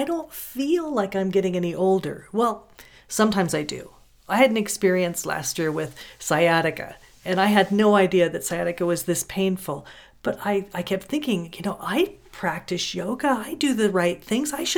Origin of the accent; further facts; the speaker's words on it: California, United States; I grew up in California